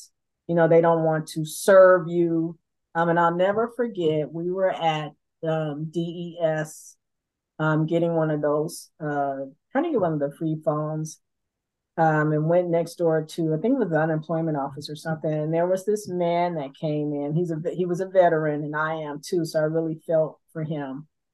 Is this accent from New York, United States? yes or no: no; Los Angeles, California, United States; I am from South Central LA, so I'm from the hood